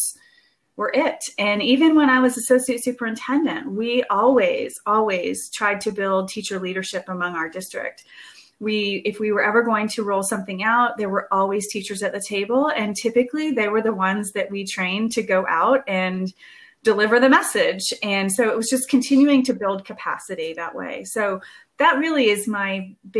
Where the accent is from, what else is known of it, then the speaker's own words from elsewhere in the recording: Georgia, United States; my home state of Georgia